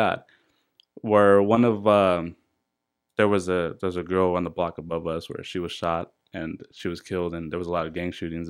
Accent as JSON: {"language": "English", "town": "La Habra", "region": "California", "country": "United States", "tie": "born or raised there", "said": "So I grew up in La Habra."}